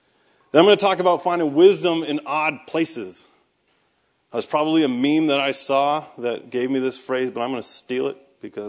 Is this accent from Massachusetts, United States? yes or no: yes; Boston, Massachusetts, United States; accent: Boston; No, so I am from Boston, so I'm going to tell you guys right from the start that this entire thing is built on a foundation of lies. Because I normally talk like this, and it's taken me about 10 years to hide my accent